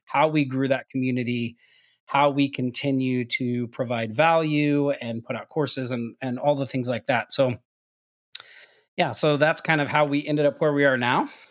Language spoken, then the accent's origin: English; Oklahoma, United States; moved away as an adult; now in Maui, United States; I'm originally from Oklahoma